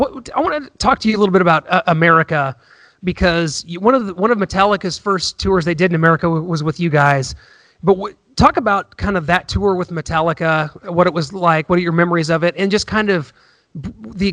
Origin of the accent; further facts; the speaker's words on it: Missouri, United States; I'm from Missouri